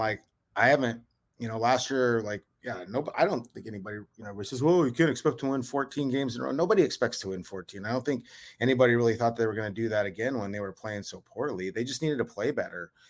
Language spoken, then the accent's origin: English; Havre, Montana, United States; moved away as an adult; also born or lived in North Dakota / Tacoma, Washington; born and raised in Haver, Montana, uh, up in right north central Montana, about twenty miles from Canadian border.